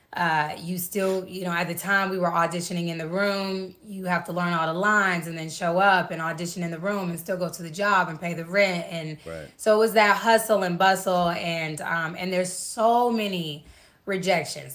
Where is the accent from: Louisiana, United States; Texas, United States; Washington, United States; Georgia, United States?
Georgia, United States; Atlanta; I'm from Atlanta